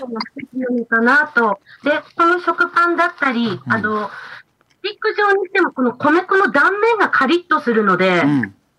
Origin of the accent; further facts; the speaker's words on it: Mikawa, Yamagata, Japan; うちの弟が今、農業を継いでおりまして